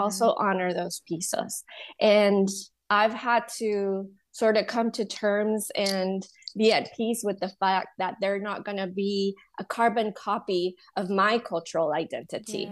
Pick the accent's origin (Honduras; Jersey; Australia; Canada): Honduras; moved away as an adult; also born or lived in Louisiana, United States; now in United States; I was born and raised in Honduras